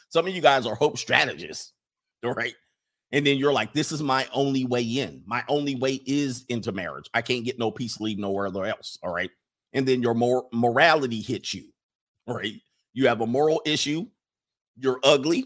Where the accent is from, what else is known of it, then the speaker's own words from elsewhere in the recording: West Coast, United States; I grew up on the West Coast